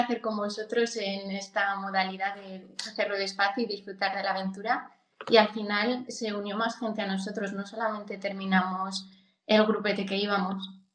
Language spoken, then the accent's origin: Spanish; Coscurita, Castile and León, Spain; soy de Soria, tengo treinta y tres años y bueno, mi infancia la, la pasé en Coscurita, que es un pueblo muy pequeñito de, de aquí de Soria.